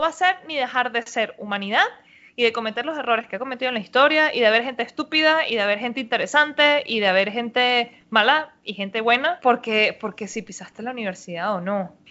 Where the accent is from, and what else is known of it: Venezuela